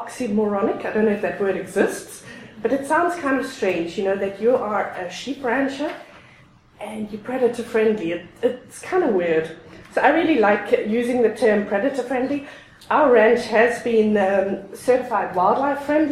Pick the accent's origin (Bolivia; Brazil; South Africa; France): South Africa; moved away as an adult; also born or lived in Europe; now in Alberta, Canada; I was born and raised in South Africa. I spent the first 22 years in South Africa